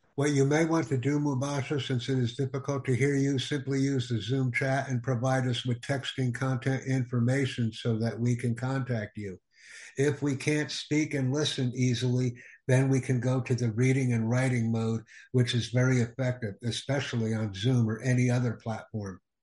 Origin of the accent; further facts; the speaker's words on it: Peshawar, Khyber Pakhtunkhwa, Pakistan; I am from Pakistan, city of Peshawar. I have done my second year from Army Public School in Peshawar